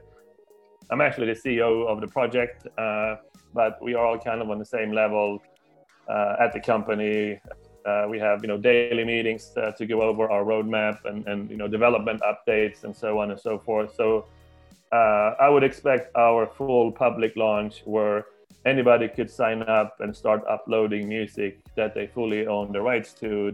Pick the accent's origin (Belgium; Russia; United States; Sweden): Sweden; I'm from Sweden, and I live most of the time in Sweden